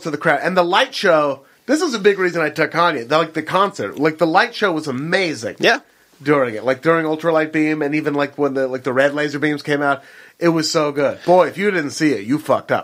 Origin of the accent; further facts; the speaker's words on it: Beaverton, Oregon, United States; I'm from Beaverton, Oregon.